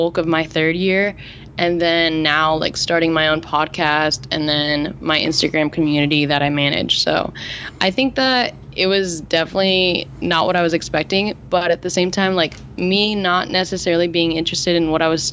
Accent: New Jersey, United States; moved away as an adult; now in California, United States; growing up in New Jersey

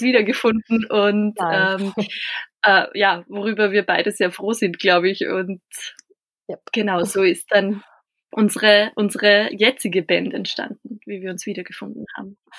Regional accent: Bad Hall, Upper Austria, Austria; Ich komme aus einem ja, Nachbarort oder eigentlich einer kleinen Stadtgemeinde äh, aus Bad Hall.

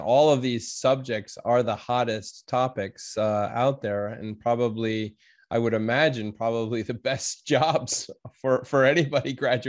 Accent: Evanston, Illinois, United States; I'm from Evanston, so grew up in the Chicago area as well.

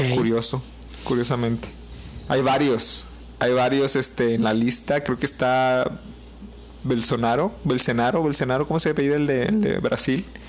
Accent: Mexico; somos mexicanos

